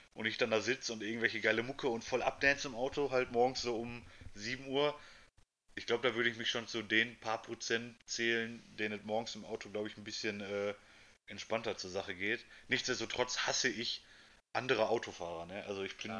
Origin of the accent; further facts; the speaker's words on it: Germany; also born or lived in Essen; hier bei uns in Deutschland